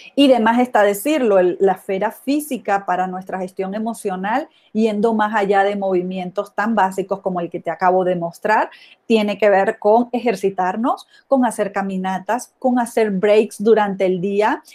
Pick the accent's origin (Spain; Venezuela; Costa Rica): Venezuela; moved away as an adult; also born or lived in Mexico / Italy / Ireland / United States; now in Guadalajara, Mexico; Soy venezolana y en los últimos veinte años he vivido fuera de Venezuela, aquí en México, en Italia, en Irlanda y en los Estados Unidos